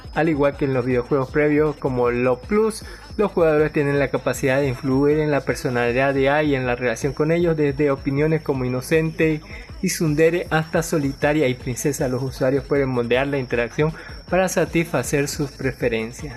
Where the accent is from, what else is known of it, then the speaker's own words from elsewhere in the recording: Bolivia; como todo boliviano